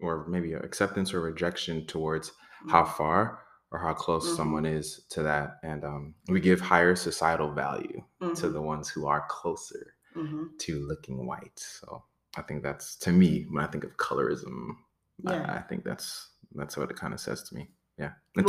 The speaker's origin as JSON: {"language": "English", "region": "Florida", "country": "United States", "tie": "born or raised there", "also_born_or_lived": "Brooklyn, New York", "said": "Born in Brooklyn, New York, family's Trinidadian, kind of grew up in South Florida."}